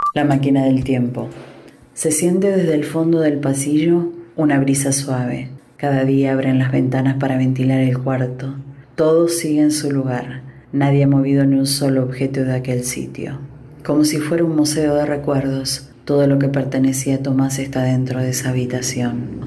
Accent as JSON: {"language": "Spanish", "country": "Argentina", "moved": "yes", "said": "soy argentina, si bien hace mucho tiempo que no vivo ahí"}